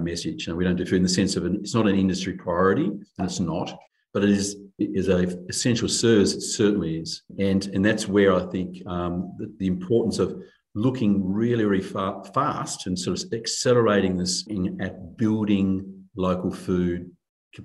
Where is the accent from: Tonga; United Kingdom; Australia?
Australia; Hobart, Tasmania; now in Canberra, Australia; I grew up in Tasmania